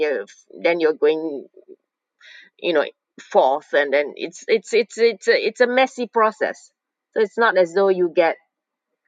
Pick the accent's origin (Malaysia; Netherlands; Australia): Malaysia; moved away as an adult; now in Norway; I was born in Malaysia. I came to Norway, and as an exchange student when I was 18